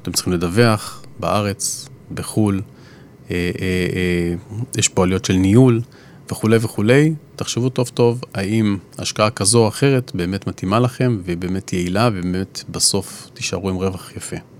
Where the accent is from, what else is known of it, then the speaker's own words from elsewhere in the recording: Israel; אנחנו כישראלים